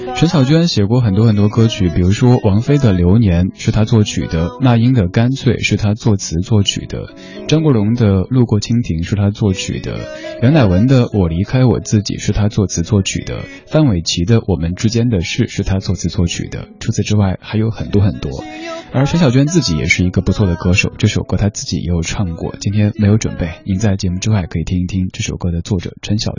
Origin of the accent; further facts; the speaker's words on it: Chengdu, Sichuan, China; 我的家乡成都